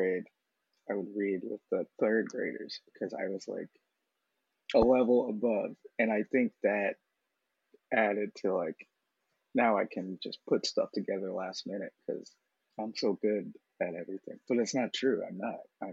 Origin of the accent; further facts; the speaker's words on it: Boston, Massachusetts, United States; moved away as an adult; also born or lived in Philadelphia; now in New York, United States; I was between, like, back and forth, Roxbury and Hyde Park. So my grandmother's place is Roxbury